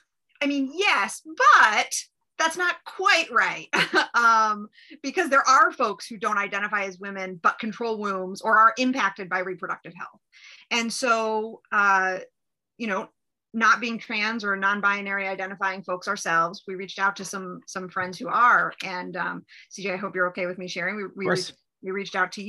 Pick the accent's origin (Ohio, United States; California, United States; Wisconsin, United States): Ohio, United States; I'm from Ohio. We have flags and we are the heartland of America